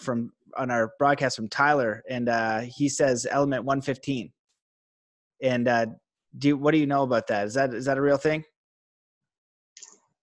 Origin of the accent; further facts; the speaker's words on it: Canada; I'm Canadian